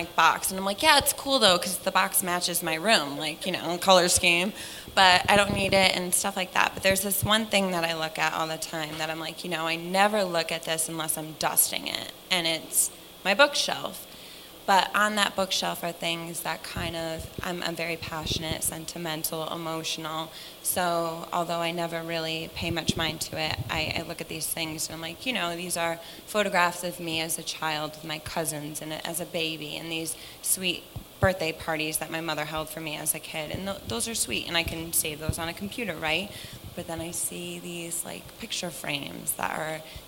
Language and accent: English; Connecticut, United States; I'm from Connecticut